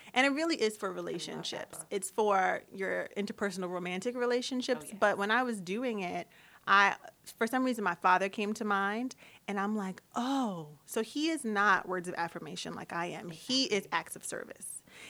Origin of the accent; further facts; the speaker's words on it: United States; because I'm very American, but my father is very Caribbean. He has two Bohemian parents.